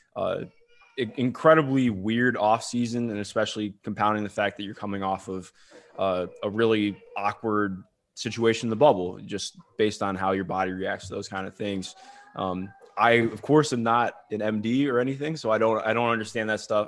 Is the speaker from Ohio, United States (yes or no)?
yes; Cleveland, Ohio, United States; I grew up in Cleveland, but all my family went to either Michigan State or U of M.